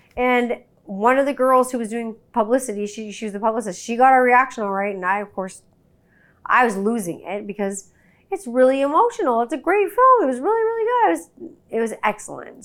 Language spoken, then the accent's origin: English; Canada; I'm Canadian